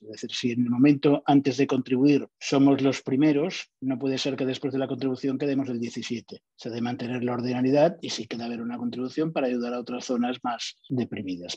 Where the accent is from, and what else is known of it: Catalonia, Spain